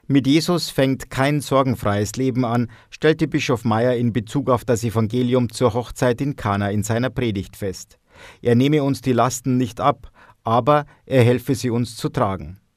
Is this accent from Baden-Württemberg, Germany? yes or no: no; Bavaria, Germany; Wir kommen aus Unterfranken und da war es natürlich selbstverständlich, dass wir heute in die Kirche gehen.